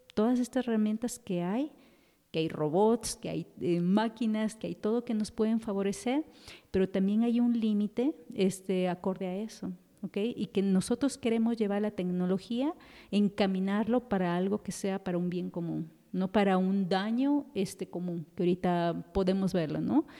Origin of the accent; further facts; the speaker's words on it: Quito, Pichincha, Ecuador; moved away as an adult; now in Mexico; yo soy de Ecuador, de Quito